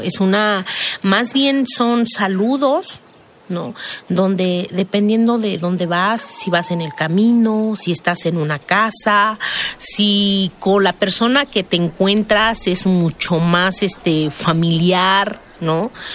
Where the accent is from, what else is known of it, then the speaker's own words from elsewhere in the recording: San Juan Mixtepec, Oaxaca, Mexico; also born or lived in Juxtlahuaca; de donde yo vengo, de la montaña, de, San Juan Mixtepec